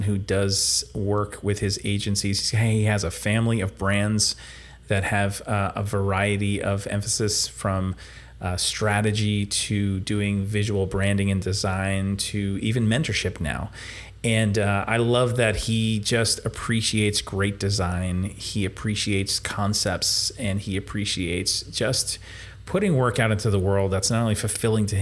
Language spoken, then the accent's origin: English; New Jersey, United States; we're both from New Jersey